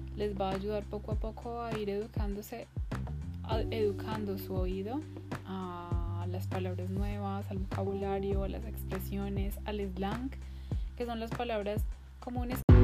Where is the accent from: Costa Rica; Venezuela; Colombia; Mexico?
Colombia; moved away; en mi país, Colombia